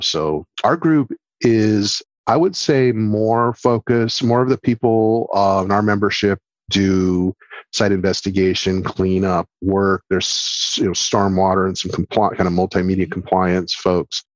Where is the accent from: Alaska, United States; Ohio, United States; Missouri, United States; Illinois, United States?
Ohio, United States; Toledo; moved away; also born or lived in Oak Harbor, Ohio; am from Ohio, actually, originally